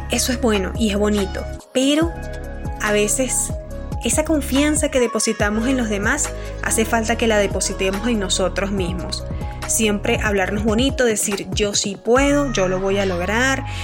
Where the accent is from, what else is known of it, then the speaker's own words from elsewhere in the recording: Churuguara, Falcón, Venezuela; sobre todo de donde vengo, de Churuguar, Estado Falcón, Venezuela, eh, las pérdidas eh, sobre el COVID, ¿no? hemos perdido muchísimas personas valiosas para nuestra ciudad